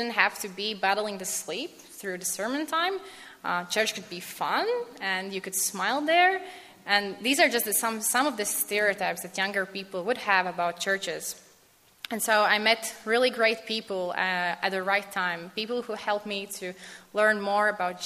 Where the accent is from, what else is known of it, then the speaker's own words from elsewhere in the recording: Latvia; moved away; I come from Latvia.